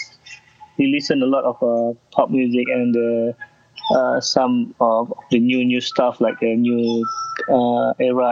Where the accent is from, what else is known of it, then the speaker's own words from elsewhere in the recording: Kuala Lumpur, Malaysia; I'm from Kuala Lumpur in Malaysia, so I like born and raised here